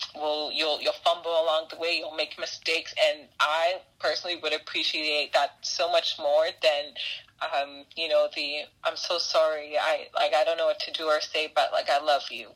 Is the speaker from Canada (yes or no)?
yes; Brampton, Ontario, Canada; I grew up in Brampton, so Peel is like my hood